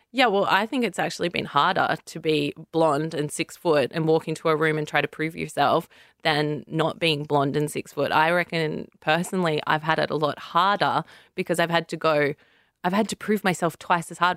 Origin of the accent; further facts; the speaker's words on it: Central Coast, New South Wales, Australia; I'm from the Central Coast, so that's about two hours from Sydney